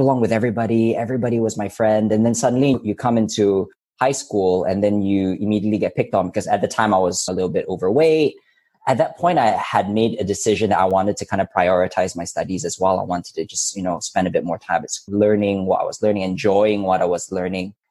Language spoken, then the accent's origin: English; Subang Jaya, Selangor, Malaysia; moved away; also born or lived in Hong Kong / Oxford / Cambridge; When I was growing up in Subang, it was an interesting experience because I actually had just come back from Hong Kong. I spent between the age of 2 and 6 in Hong Kong